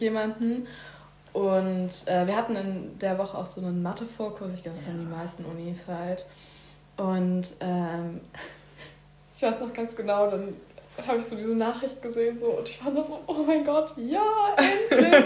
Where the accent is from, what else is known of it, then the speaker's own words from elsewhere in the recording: Berlin, Germany; moved away as an adult; now in Bavaria, Germany; Und ich bin in Berlin geboren. Ja. In Berlin Spandau streng genommen.